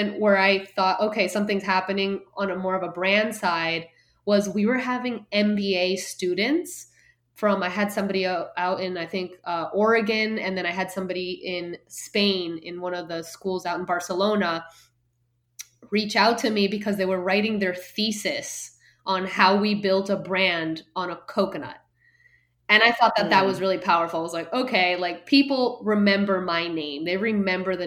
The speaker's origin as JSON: {"language": "English", "country": "Guatemala", "tie": "born or raised there", "also_born_or_lived": "Miami / Boston", "moved": "as an adult", "said": "I grew up in Guatemala and I went to school in Boston"}